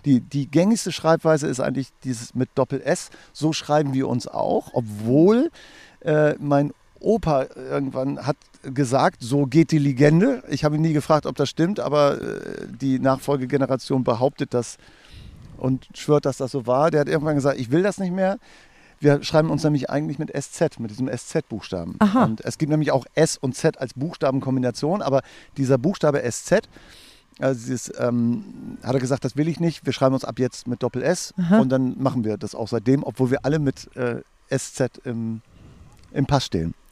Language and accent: German; Holtgast, Lower Saxony, Germany; also born or lived in Hannover; Wir kommen eigentlich aus Esens, aus der Nähe von Esens, aus Holtgast, da an der Küste